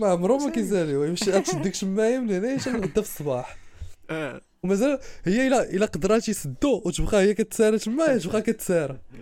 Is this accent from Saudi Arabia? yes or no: no; Morocco; عندنا في المغرب